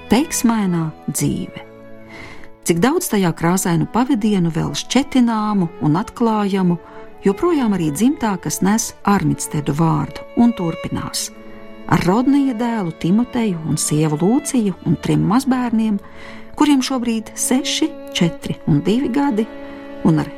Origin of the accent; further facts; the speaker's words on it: United Kingdom; born there; Es varu justies vairāk kā brits, jo esmu dzimis Lielbritānijā